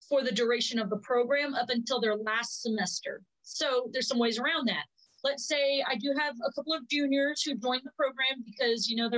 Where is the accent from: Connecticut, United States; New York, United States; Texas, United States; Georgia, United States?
Texas, United States; Brownsville; I grew up in South Texas. Literally, if you look at Texas on a map, the southernest part city, Brownsville. That's where I grew up.